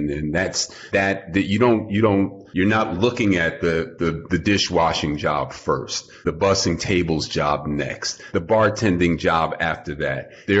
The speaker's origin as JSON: {"language": "English", "town": "New York City", "region": "New York", "country": "United States", "tie": "born or raised there", "said": "I grew up on the Upper West Side"}